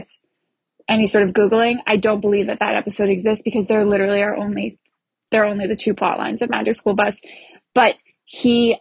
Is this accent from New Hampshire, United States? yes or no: yes; New Hampshire, United States; I'm from New Hampshire